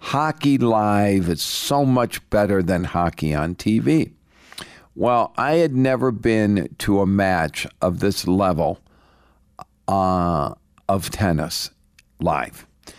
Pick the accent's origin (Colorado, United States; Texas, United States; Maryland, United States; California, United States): Colorado, United States; Littleton; Hello, Colorado. … from Littleton